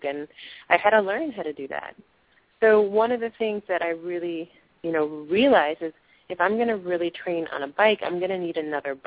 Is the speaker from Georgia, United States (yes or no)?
no; New Jersey, United States; I grew up in New Jersey in a more rural area